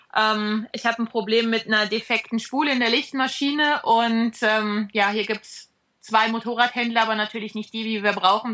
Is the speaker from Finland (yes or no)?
no; Black Forest, Baden-Württemberg, Germany; moved away; also born or lived in Ostalb, east of Stuttgart; dass wir uns zu Hause immer noch im Schwarzwald fühlen